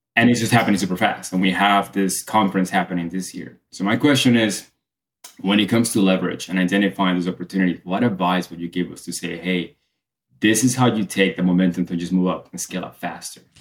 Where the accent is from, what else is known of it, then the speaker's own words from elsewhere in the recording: Colombia; now in United States; I grew up in Colombia in the nineties